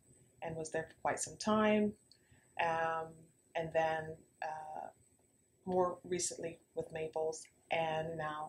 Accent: Cayman Islands; moved away as an adult; also born or lived in Canada / United Kingdom; now in Bermuda; I'm here by way of Cayman Islands, born and raised in Cayman Islands. And then I went to school, boarding school in Canada, and qualified in the UK. I got my undergraduate there, degree

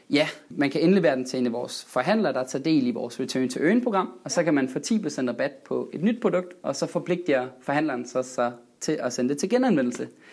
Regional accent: West Jutland, Denmark; moved away; jeg er vestjyde oprindeligt

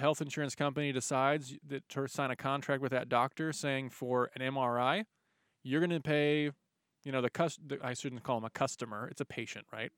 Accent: United States; also born or lived in Dallas, Texas; us as American citizens

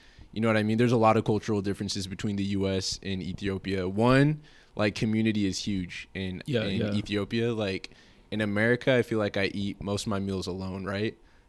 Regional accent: California, United States; now in Oregon, United States; I'm originally from California.

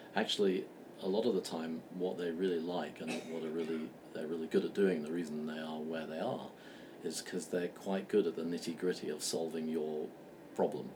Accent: London, United Kingdom; moved away as an adult; also born or lived in Berkeley / Boston; in 2005, I came back to London, which is my hometown

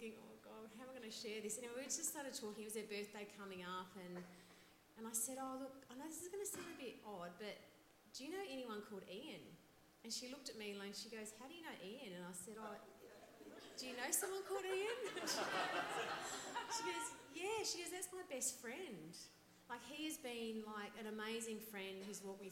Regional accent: Melbourne, Victoria, Australia; we're from Melbourne

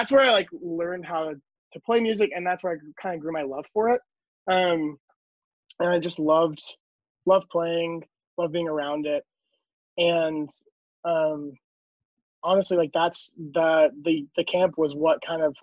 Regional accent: North Carolina, United States; also born or lived in East Tennessee; We moved to North Carolina when I was 5

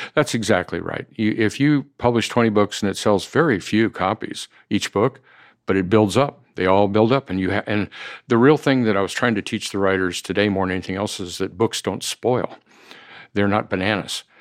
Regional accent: Idaho, United States; moved away; also born or lived in Palm Springs; I'm born and raised in Idaho.

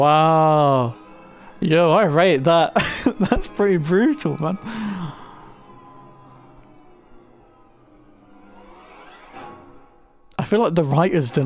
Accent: United Kingdom; We're British

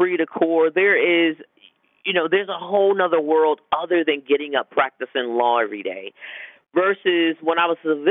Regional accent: Connecticut, United States; moved away as an adult; also born or lived in Yokosuka, Japan; now in Washington, D.C., United States; as a little girl, growing up in Connecticut

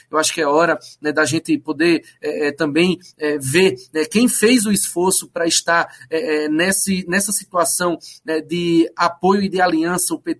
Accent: Petrolina, Pernambuco, Brazil; Petrolina, de onde eu venho

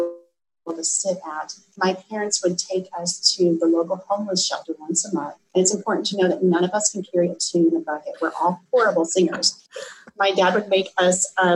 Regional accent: Iowa, United States; I grew up in Iowa

